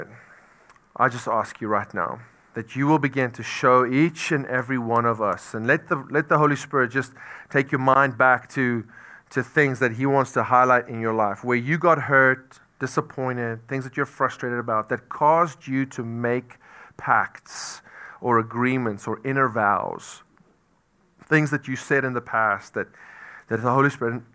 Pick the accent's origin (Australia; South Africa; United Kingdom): South Africa; moved away; I'm from South Africa